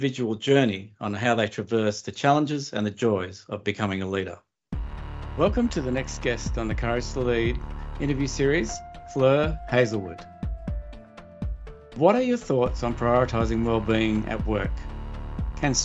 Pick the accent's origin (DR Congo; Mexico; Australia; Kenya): Australia; I grew up in Australia, but my ancestors were first fleeters.